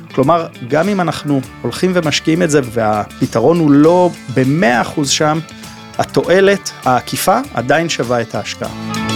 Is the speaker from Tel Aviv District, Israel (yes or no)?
yes; Tel Aviv, Tel Aviv District, Israel; אנחנו כתל אביבים